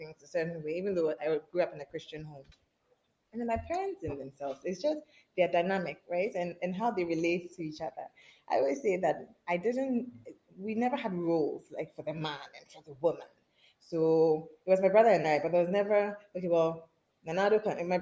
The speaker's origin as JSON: {"language": "English", "town": "Accra", "region": "Greater Accra", "country": "Ghana", "tie": "born or raised there", "said": "I grew up in a not so conventional Ghanaian home"}